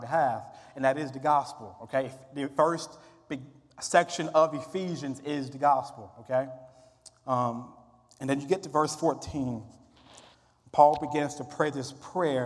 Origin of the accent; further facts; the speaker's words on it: Mississippi, United States; I'm from Mississippi, which is the Bible Belt